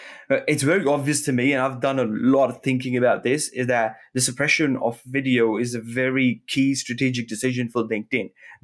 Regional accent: Australia; look, I'm Australian. I like surfing it.

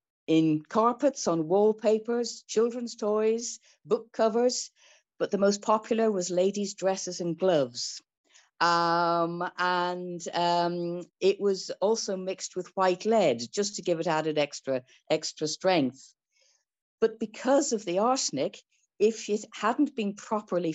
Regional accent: Ireland; I'm Irish

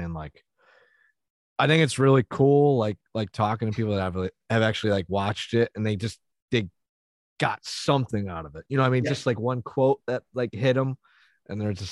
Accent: United States; Being an American and speaking English

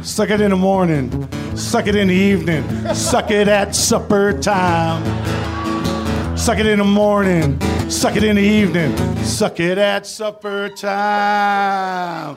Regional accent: Danville, Virginia, United States; moved away as an adult; also born or lived in Ohio; I grew up in Danville, Virginia

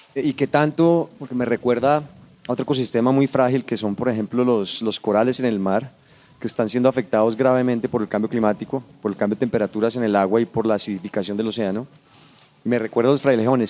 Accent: Colombia; identifico contigo aquí como colombiano

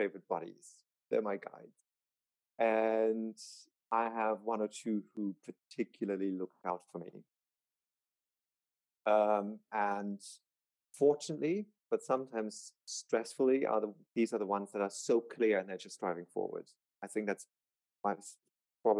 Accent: Germany; moved away as an adult; also born or lived in Palm Springs; I'm moving back to Germany

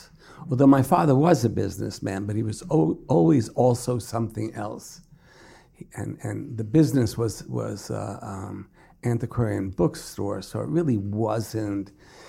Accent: Brooklyn, New York, United States; In Brooklyn.

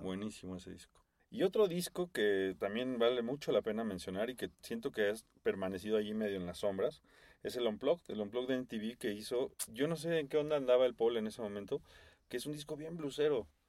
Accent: Mexico; fan from Mexico

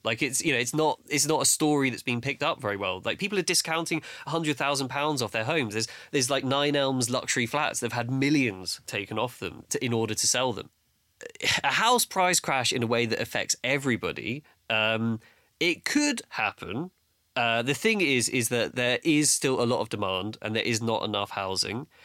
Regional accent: London, United Kingdom; I grew up in Battersea

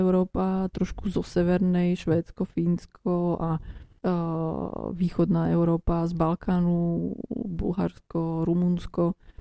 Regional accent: Slovakia; moved away as an adult; also born or lived in England / Frankfurt, Germany; Ja som sa narodila na Slovensku, ale e, predko, a teda moja mamka je zo Lvova, zo mm. západnej Ukrajiny

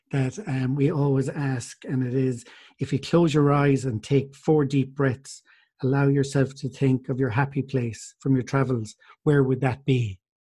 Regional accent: Clare, Munster, Ireland; I'm from Clare

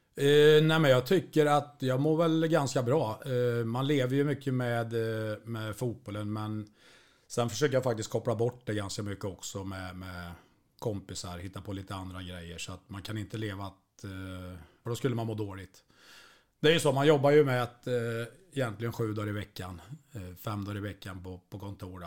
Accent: Degerfors, Örebro County, Sweden; jag är ju från Degerfors

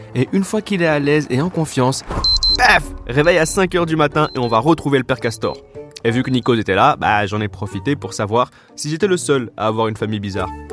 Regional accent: Brussels, Brussels-Capital Region, Belgium; je suis bruxellois.

